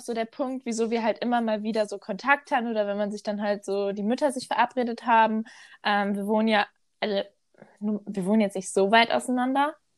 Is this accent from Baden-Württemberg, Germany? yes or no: no; Ruhr area, North Rhine-Westphalia, Germany; ich komme ja wirklich richtig aus dem Ruhrgebiet